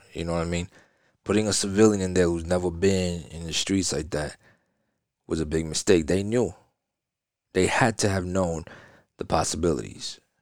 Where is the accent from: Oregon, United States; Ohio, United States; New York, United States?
New York, United States; now in Florida, United States; Well, I'm from New York. I mean, I live in Florida, but, you know what I'm saying? I'm from New York.